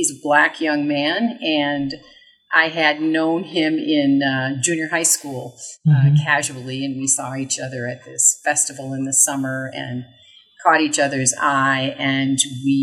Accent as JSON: {"language": "English", "region": "Wisconsin", "country": "United States", "tie": "born or raised there", "said": "I grew up in the Midwest, in Wisconsin on Lake Michigan"}